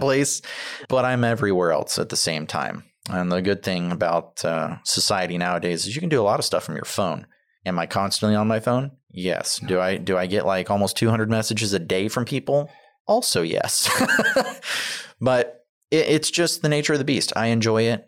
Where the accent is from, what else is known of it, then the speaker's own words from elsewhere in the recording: Tomball, Texas, United States; I grew up in the Tomball area